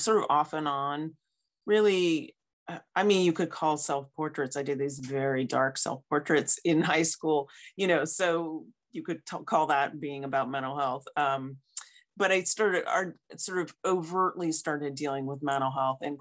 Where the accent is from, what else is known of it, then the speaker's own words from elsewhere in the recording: United States; moved away as an adult; also born or lived in St. Louis, Missouri; I moved back to my home state So I graduated from WashU in St. Louis and then stayed there for like 20 years